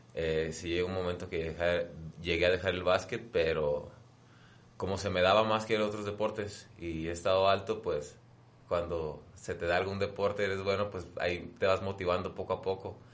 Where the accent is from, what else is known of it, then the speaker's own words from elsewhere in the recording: La Paz, Baja California Sur, Mexico; yo soy de La Paz, Baja California